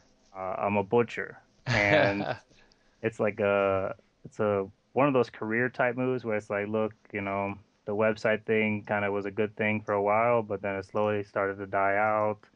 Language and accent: English; Houston, Texas, United States; moved away; when I was little, I grew up in Texas, and it was Houston area